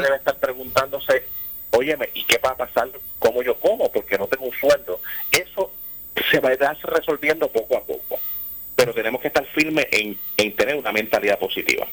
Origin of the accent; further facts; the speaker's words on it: Puerto Rico; nosotros estamos como puertorriqueños